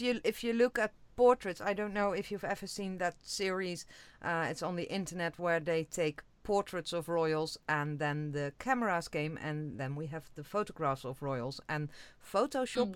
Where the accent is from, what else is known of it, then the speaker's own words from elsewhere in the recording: Netherlands; I'm from the Netherlands